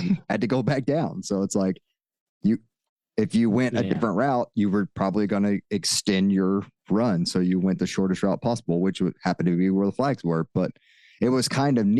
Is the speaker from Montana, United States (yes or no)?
no; Texas, United States; accent: Texas; my Texas accent